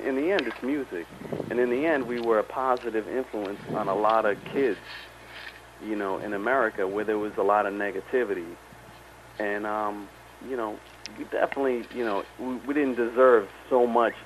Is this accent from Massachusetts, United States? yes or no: yes; Boston, Massachusetts, United States; I stayed living at the house I grew up in Dorchester